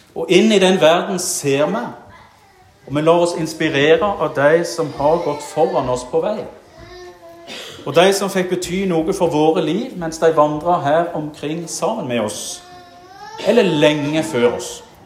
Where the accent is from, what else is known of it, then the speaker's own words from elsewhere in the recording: Jæren, Rogaland, Norway; moved away; da var jeg aktiv i det kristne ungdomsarbeidet hjemme på Jæren